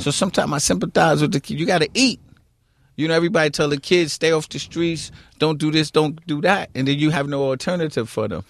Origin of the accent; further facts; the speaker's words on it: New York City, New York, United States; The queens that I grew up in, I grew up in Queens.